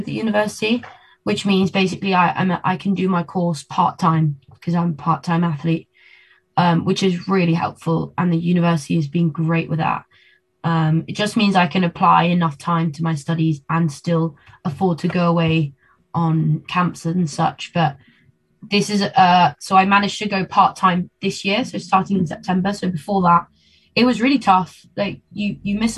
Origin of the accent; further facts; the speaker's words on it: London, United Kingdom; also born or lived in Argentina; now in Birmingham, United Kingdom; London is my hometown